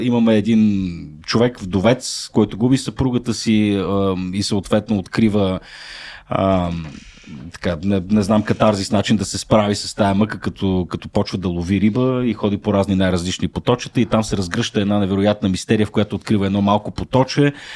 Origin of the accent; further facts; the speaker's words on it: Shumen, Shumen Province, Bulgaria; родния ми град Шумен